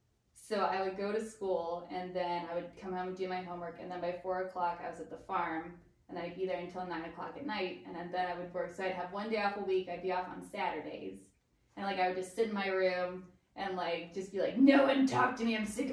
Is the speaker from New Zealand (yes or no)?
no; Pittsburgh, Pennsylvania, United States; From Pittsburgh.